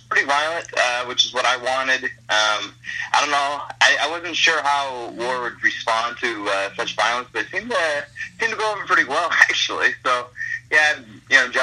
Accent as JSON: {"language": "English", "town": "Detroit", "region": "Michigan", "country": "United States", "said": "In Michigan, especially where I'm from Detroit"}